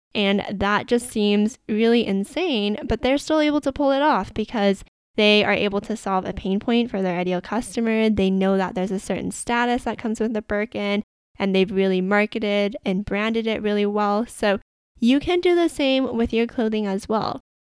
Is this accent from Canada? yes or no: yes; Canada; I am Canadian and I've lived in Canada my entire life